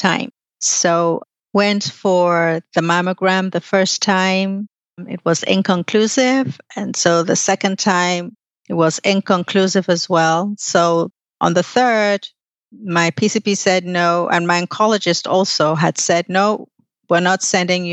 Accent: Nigeria; moved away; I was in Nigeria at the time. I'm Nigerian.

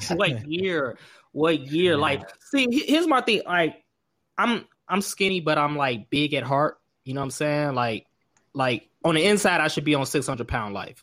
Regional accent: Markham, Illinois, United States; Growing up in Markham

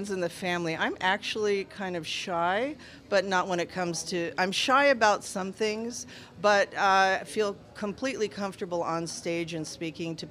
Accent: Las Vegas, Nevada, United States; also born or lived in Los Angeles; I have lived in Las Vegas most of my life, though I was born in Los Angeles

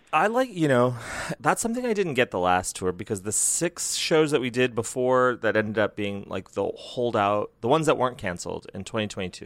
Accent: Bangkok, Thailand; I come from Bangkok, Thailand

